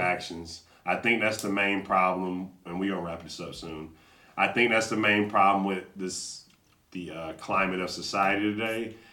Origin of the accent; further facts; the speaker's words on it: Atlanta, Georgia, United States; I grew up in Atlanta.